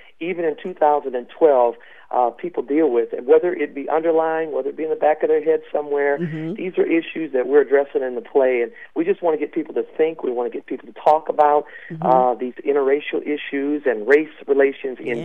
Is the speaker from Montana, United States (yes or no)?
no; Maine, United States; moved away; I'm from Maine, and I was down in Texas